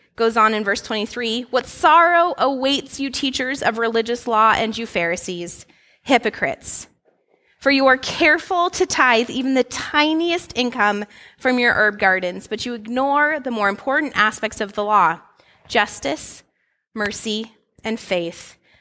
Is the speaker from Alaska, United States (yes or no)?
yes; Alaska, United States; moved away; I grew up in Alaska